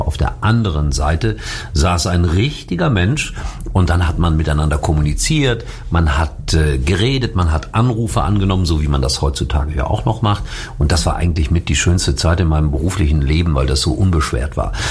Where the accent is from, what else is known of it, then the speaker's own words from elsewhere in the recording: Schalke, North Rhine-Westphalia, Germany; ich bin Schalker. Ich bin da groß geworden. Das ist meine Heimat